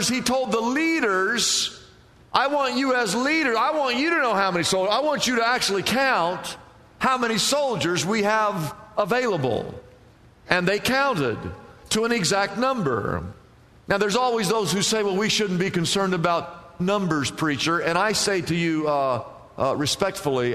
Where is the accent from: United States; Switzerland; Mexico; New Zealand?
United States; Midwest; now in California, United States; I grew up in the Midwest